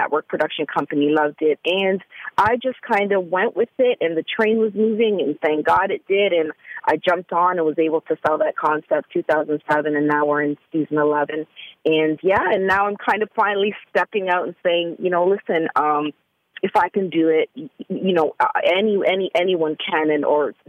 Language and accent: English; Canada; now in Atlanta, United States; let me say full disclosure, I am from Canada, and I had only been in Atlanta for about I'd say almost a full year, fully.